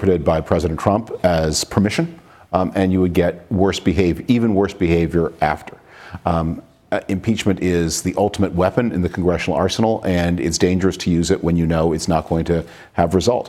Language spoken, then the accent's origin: English; Toronto, Ontario, Canada; moved away; I grew up in Toronto that was a very pleasant Canadian city